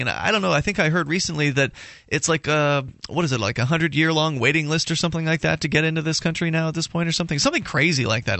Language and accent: English; Florida, United States; now in New Hampshire, United States; I'm in New Hampshire, but I'm from Florida